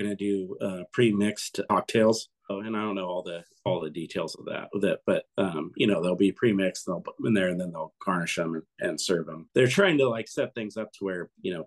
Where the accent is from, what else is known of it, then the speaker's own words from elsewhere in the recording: Carlsbad, California, United States; also born or lived in Oceanside, California; surf breaks from growing up in Carlsbad